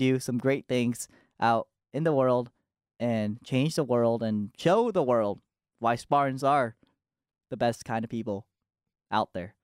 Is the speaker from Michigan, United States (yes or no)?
yes; Novi, Michigan, United States; also born or lived in Japan; my hometown is Novi, Michigan.